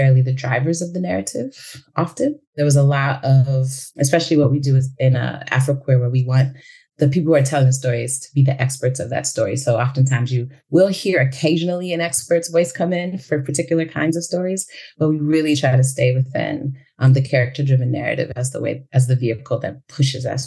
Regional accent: United States; also born or lived in Chicago / New York City; I am Senegalese American

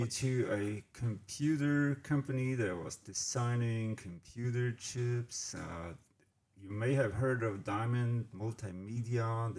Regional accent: Bavaria, Germany; moved away as an adult; now in Batesville, United States; I was born in Germany, a small town called Butchlow City in Bavaria, which is where I spent actually 40 years of my life, and I was raised, and I raised my family there. And I went to a local school.

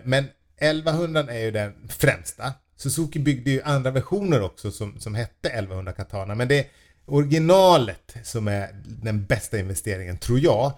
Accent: Falun, Dalarna County, Sweden; moved away; där jag eh, var uppvuxen

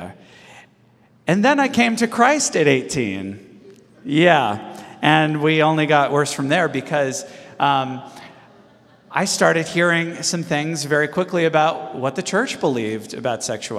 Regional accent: Los Angeles, California, United States; I was born and raised in the Los Angeles area, and I grew up in the 80s

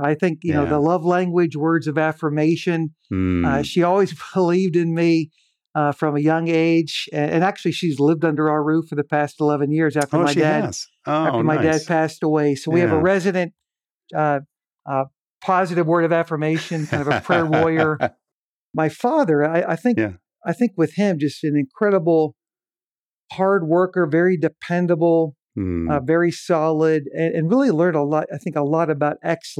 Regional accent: Pennsylvania, United States; born there; I was born in Western Pennsylvania in the greater Pittsburgh area, really at the very beginnings of the Rust Belt era.

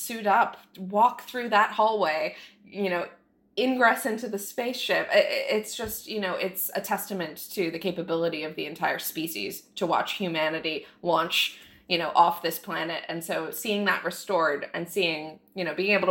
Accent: Jupiter, Florida, United States; I grew up in Jupiter, Florida

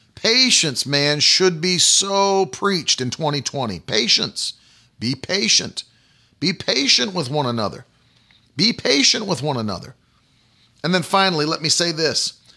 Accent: United States; I am a Christian far before I'm an American

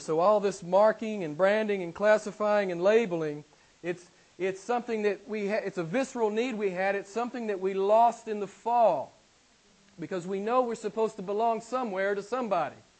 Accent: the Bible Belt, United States; I'm from the States and I live in, a, in an area of the States called the Bible Belt

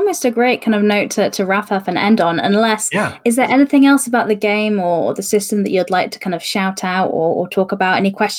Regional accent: United Kingdom; I'm white British and I have this accent.

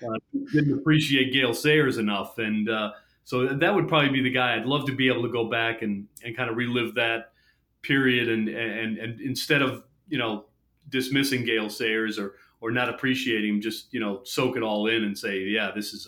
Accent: Chicago, Illinois, United States; moved away; I grew up in Chicago

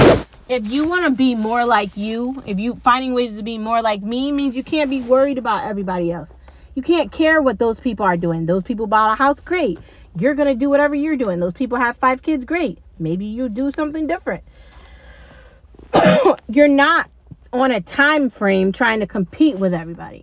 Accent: United States; Born and raised here, gonna die here, American

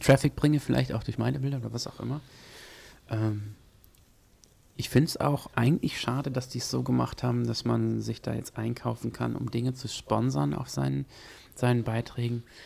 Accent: Gütersloh, North Rhine-Westphalia, Germany; also born or lived in Paderborn; Ich komme eigentlich aus Gütersloh, nicht aus Paderborn

